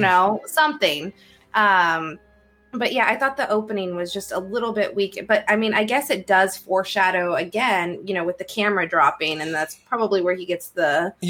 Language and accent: English; Iowa, United States; I'm from Iowa, forgive me, I don't have an ocean near me.